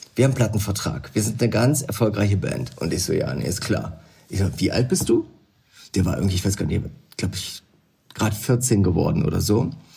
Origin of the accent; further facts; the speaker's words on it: the East, East Germany, Germany; also born or lived in London; bei uns im Osten